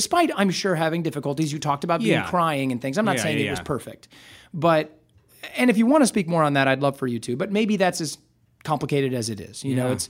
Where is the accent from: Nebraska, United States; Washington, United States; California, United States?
Nebraska, United States; I'm from Nebraska.